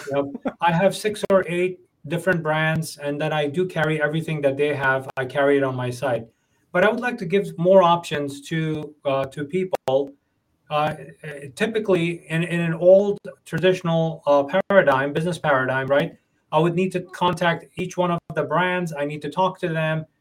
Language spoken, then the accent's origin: English; New York, United States; I'm from New York